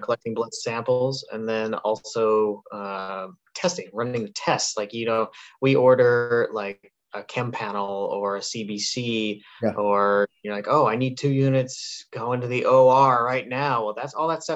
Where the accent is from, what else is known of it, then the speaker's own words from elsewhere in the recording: Wyoming, United States; moved away; I'm from Wyoming. So there's not a lot of schools